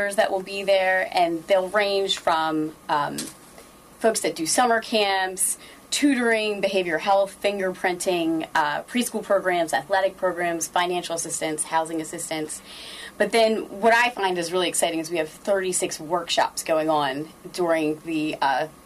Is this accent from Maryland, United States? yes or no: yes; Rising Sun, Maryland, United States; I was born in Rising Sun.